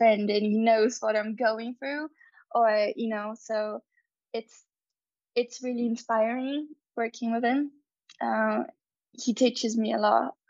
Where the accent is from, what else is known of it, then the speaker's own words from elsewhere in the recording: Brazil; first language Portuguese; English is a second language; my first language is Portuguese, Brazilian Portuguese, and in Portuguese we compare things a lot